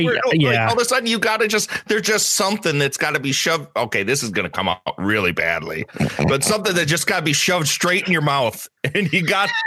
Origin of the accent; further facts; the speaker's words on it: Chicago, Illinois, United States; now in Wisconsin; I'm originally from Chicago, like south side of Chicago. And they moved up to the middle of nowhere in a little town called Augusta outside of Eau Claire.